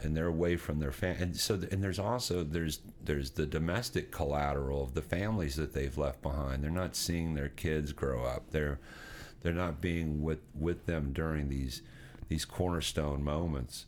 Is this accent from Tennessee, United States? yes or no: yes; Nashville, Tennessee, United States; moved away; I, I, was born and raised in Nashville, Tennessee